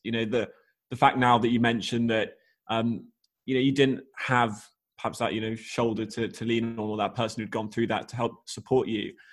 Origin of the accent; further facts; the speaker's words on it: Australia; growing up in Australia